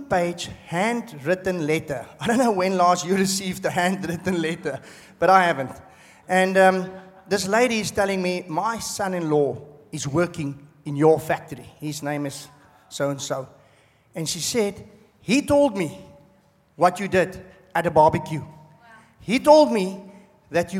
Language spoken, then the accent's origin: English; South Africa; moved away as an adult; now in Australia; I'm from South Africa